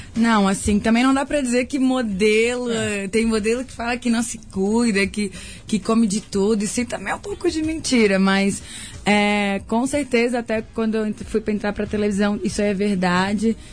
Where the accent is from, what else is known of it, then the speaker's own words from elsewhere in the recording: Florianópolis, Santa Catarina, Brazil; accent: Floripa; sou catarina, mas eu acho que eu tenho esse cantadinho é de Floripa mesmo